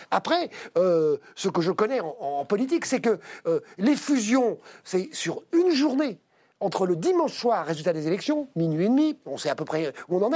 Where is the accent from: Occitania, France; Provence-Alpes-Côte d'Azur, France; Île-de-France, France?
Provence-Alpes-Côte d'Azur, France; Marseille; accent: Marseillais; Je Marseillais, ça s'entend parfaitement à mon accent.